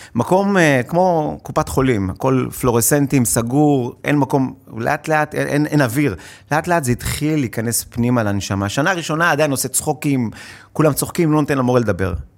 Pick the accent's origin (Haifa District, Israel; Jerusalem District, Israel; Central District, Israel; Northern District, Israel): Central District, Israel; Hod HaSharon; now in Tel Aviv, Israel; במקור בהוד השרון, היום אני מתל אביב